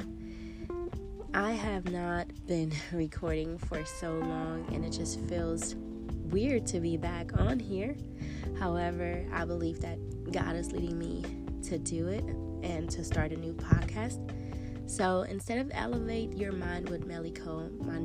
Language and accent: English; eastern Germany, Germany; I was born in Germany